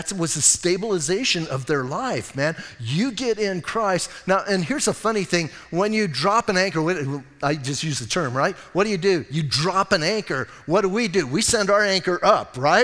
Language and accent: English; Southwest, United States; I was born and raised in the Southwest